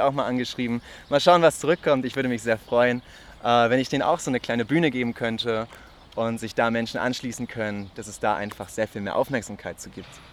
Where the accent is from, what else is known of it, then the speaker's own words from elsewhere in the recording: Lübeck, Schleswig-Holstein, Germany; moved away as an adult; now in Marburg, Germany; ich komme ursprünglich aus Lübeck und wohne jetzt seit Oktober hier in Marburg